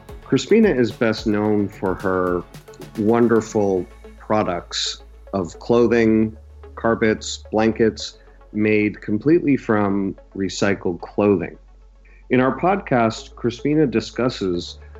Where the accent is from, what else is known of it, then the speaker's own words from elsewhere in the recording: the Berkshires, Western Massachusetts, United States; our school districts joined when we were in seventh grade, and we're both from the Berkshires in Western Massachusetts